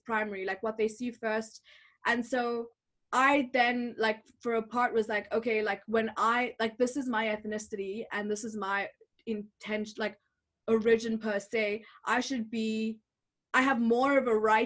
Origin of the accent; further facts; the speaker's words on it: Botswana; moved away; growing up in Botswana